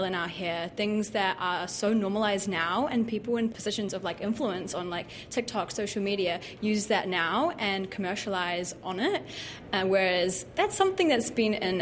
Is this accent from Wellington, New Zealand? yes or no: yes; Wellington, New Zealand; also born or lived in Auckland; we moved to Wellington when I was only a year old. So I've lived in Wellington my whole life.